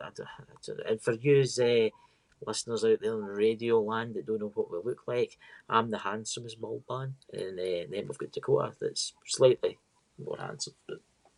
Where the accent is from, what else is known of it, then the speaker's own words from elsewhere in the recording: Scotland, United Kingdom; I'm that Scottish guy